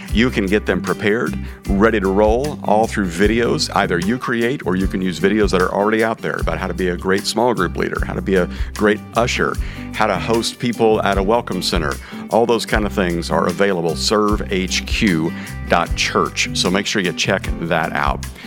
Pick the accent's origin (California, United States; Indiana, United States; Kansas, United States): Kansas, United States; I grew up in Kansas